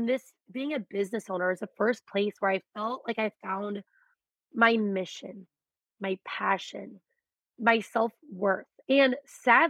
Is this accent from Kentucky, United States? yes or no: no; Beaver, Iowa, United States; I'm from Beaver.